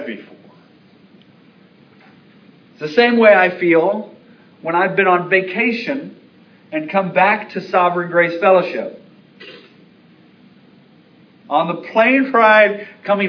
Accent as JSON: {"language": "English", "town": "Baltimore", "region": "Maryland", "country": "United States", "tie": "born or raised there", "moved": "yes", "said": "my hometown, Baltimore"}